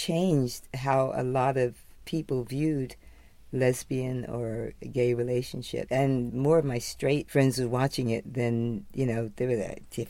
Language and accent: English; New York, United States; being primarily a New Yorker.